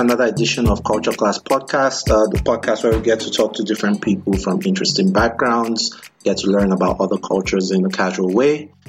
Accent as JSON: {"language": "English", "country": "Nigeria", "tie": "born or raised there", "moved": "as an adult", "lives_now": "United States", "said": "I was born in Nigeria and I came here, 2 years ago for grad school"}